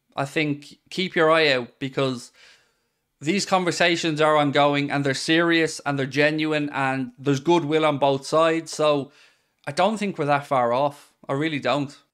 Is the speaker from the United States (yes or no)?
no; Ireland; as an Irish man